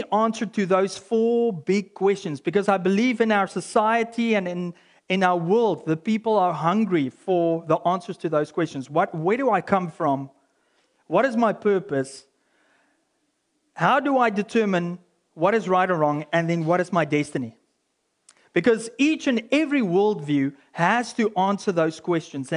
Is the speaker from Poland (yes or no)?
no; South Africa; as a South African